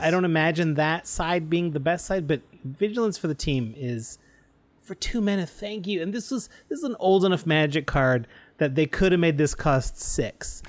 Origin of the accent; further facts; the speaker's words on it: Canada; as a Canadian, my French education